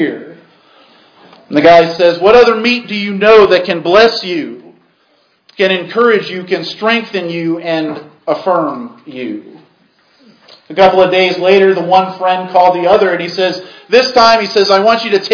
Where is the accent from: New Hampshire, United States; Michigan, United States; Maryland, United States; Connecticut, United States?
Michigan, United States; Portage; I grew up in Portage, Michigan, near Kalamazoo